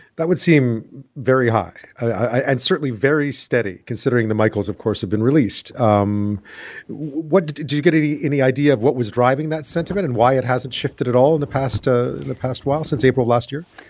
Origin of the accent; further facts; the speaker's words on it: Montreal, Quebec, Canada; I'm from Montreal